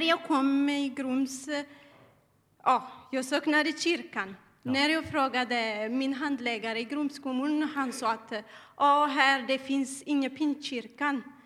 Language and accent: Swedish; Eritrea; Swedish is a second language; now in Sweden; Jag kommer eh, från Eritrea